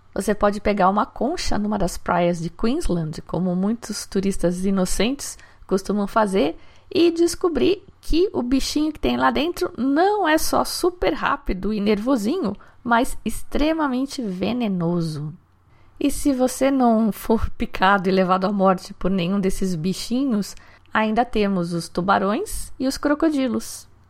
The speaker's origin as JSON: {"language": "Portuguese", "town": "Valinhos", "region": "São Paulo", "country": "Brazil", "tie": "born or raised there", "said": "Valinhos, que é uma cidade aqui do interior onde eu cresci"}